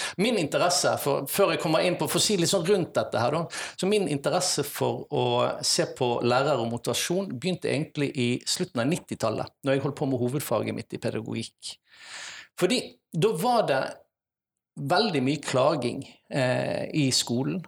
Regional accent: Vikersund, Buskerud, Norway; now in Bergen, Norway; Men jeg har faktisk hatt veldig store deler av oppveksten min på Østlandet. I Vikersund, Modum kommune. Der hadde jeg nesten hele skoletiden min

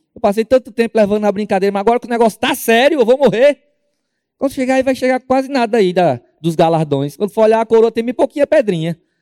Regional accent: Northeast Region, Brazil; moved away as an adult; nós somos do Nordeste

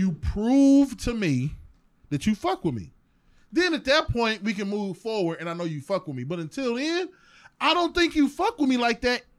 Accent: East Cleveland, Ohio, United States; I was there from East Cleveland.

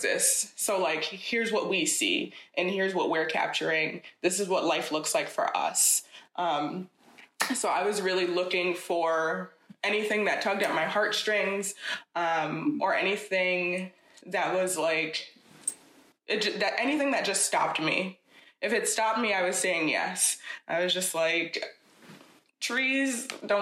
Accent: Schenectady, New York, United States; now in Troy, United States; I grew up in Schenectady from age 11 until I moved to Troy when I was an adult

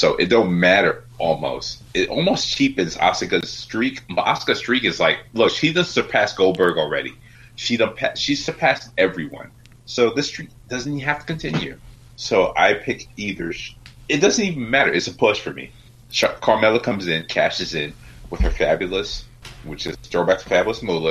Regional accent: New York, United States

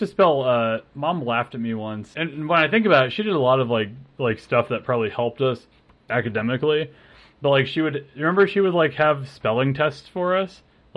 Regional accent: Altoona, Iowa, United States; also born or lived in Cedar Rapids, Iowa; we grew up here, like, in Altoona

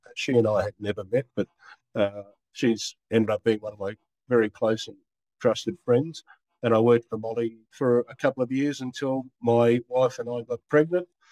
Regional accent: Brisbane, Queensland, Australia; also born or lived in Sydney / Rockhampton; I was born in Brisbane. I was born about a kilometre from where I now live.

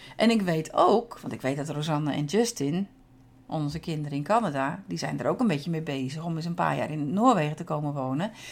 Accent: Netherlands; moved away as an adult; now in Norway

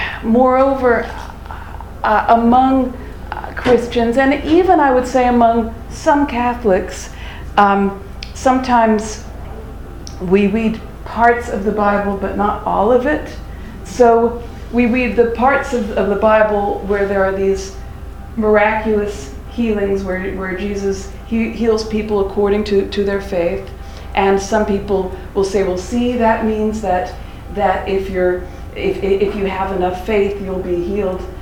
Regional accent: United States; also born or lived in Birmingham, England; I'm an American.

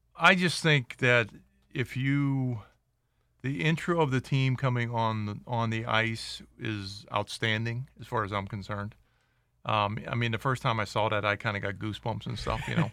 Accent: Pittsburgh, Pennsylvania, United States; now in Las Vegas, United States; my hometown, Pittsburgh

